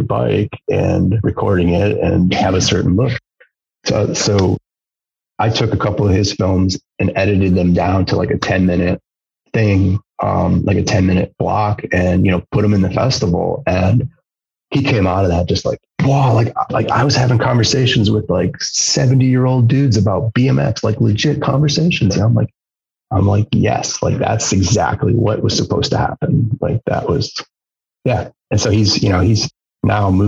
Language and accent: English; Wisconsin, United States; now in Marquette, United States; I'm from Wisconsin